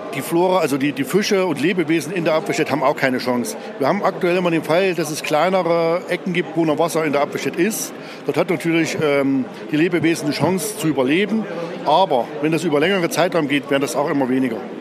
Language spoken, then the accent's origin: German; Apfelstedt, Thuringia, Germany; Ich komme aus Apfelstedt